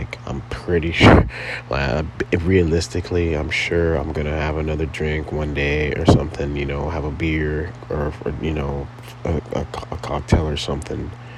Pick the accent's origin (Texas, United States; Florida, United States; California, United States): California, United States; Compton; also born or lived in Torrance, California / San Fernando Valley, California; I was born in Torrance, California. Raised in Compton, California